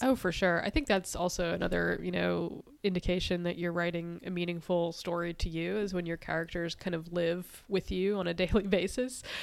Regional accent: East Coast, United States; growing up on the East Coast

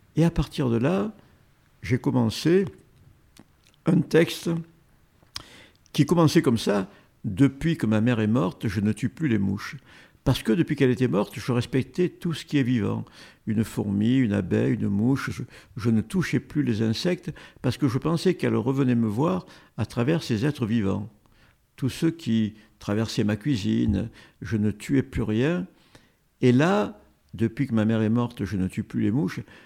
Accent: Marseille, Provence-Alpes-Côte d'Azur, France; mon enfance à Marseille

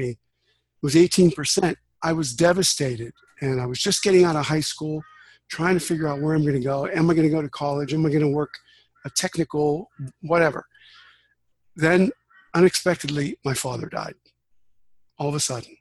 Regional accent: Western Pennsylvania, United States; I grew up in Western Pennsylvania in USA, Steel Town.

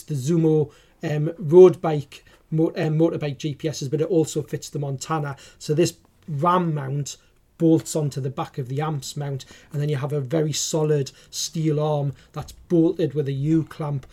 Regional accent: Newcastle upon Tyne, North East England, United Kingdom; accent: Geordie; my Geordie accent

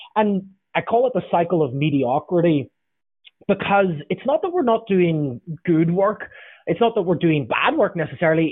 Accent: Northern Ireland, United Kingdom; now in Southern California, United States; I'm from Northern Ireland originally, now I live in southern sunny Southern California

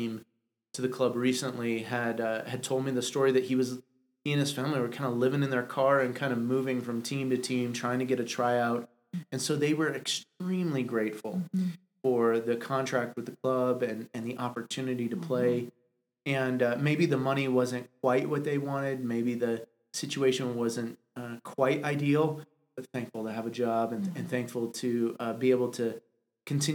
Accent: Denver, Colorado, United States; I'm from Denver

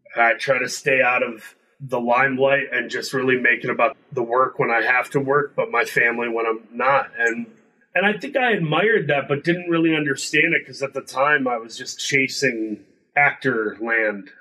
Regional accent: Midwest, United States; I grew up in the Midwest

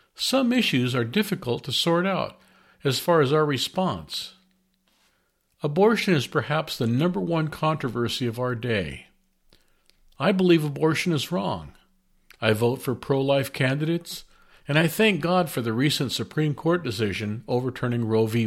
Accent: United States; As American citizens

